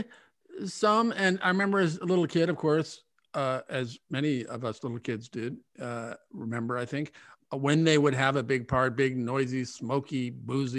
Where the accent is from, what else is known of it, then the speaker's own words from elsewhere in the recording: Omaha, Nebraska, United States; I grew up in Omaha